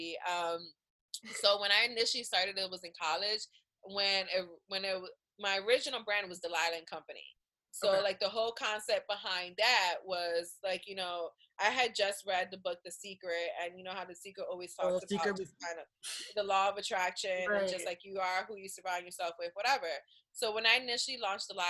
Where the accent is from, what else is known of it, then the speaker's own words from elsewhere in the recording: Philadelphia, Pennsylvania, United States; I'm from Philly